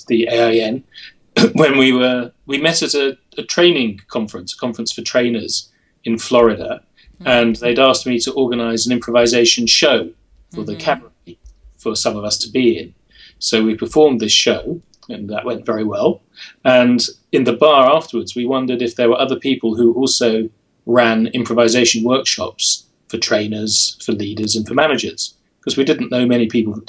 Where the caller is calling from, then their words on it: St Albans, East of England, United Kingdom; I'm in St. Albans, which is a small city just outside London in the UK.